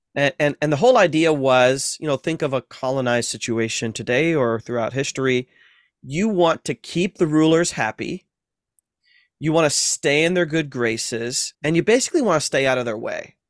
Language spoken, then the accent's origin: English; Ohio, United States; moved away; also born or lived in Massachusetts; in the Midwest, I'm from Ohio